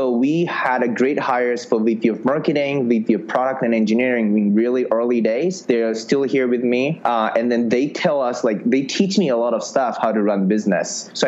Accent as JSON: {"language": "English", "country": "Japan", "lives_now": "San Francisco, United States", "said": "So in 2011 summer, I came from Japan. I literally thought if you come to San Francisco, you can just meet investors"}